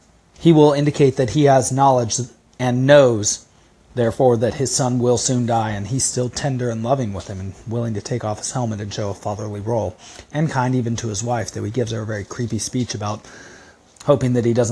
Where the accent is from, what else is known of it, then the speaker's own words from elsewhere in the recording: United States; accent: crass American; because of my crass American accent